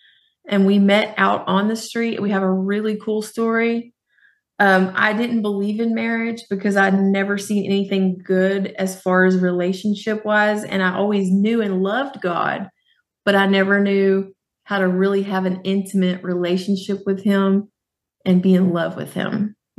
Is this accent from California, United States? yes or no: no; Fort Worth, Texas, United States; I grew up in Fort Worth, Texas.